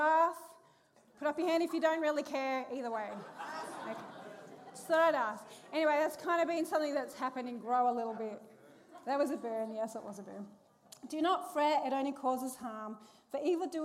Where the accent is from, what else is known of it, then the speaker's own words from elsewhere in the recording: Perth, Western Australia, Australia; growing up, I grew up in Perth